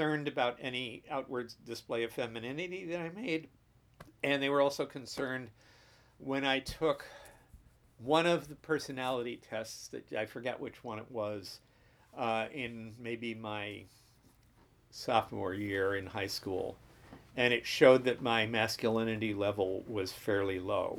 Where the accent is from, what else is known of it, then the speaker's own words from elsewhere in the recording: New Jersey, United States; I was born in New Jersey, mm-hmm. in the New York suburbs. In 1946, I was raised in the Jersey